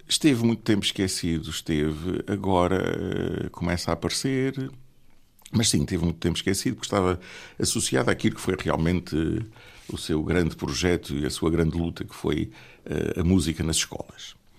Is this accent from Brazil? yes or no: no; Angra do Heroísmo, Azores, Portugal; also born or lived in Lisbon / Barcelona; natural de Angra do Heroísmo e aqui cresci